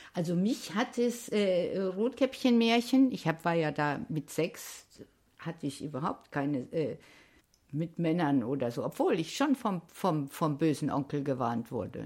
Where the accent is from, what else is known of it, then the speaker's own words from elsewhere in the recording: Hesse, Germany; ich bin ja auch äh, in Hessen geboren